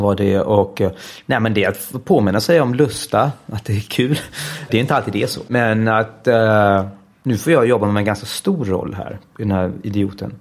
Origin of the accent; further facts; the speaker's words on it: Denmark; moved away as an adult; now in Stockholm, Sweden; jag växte upp i Danmark, i ett svensktalande hem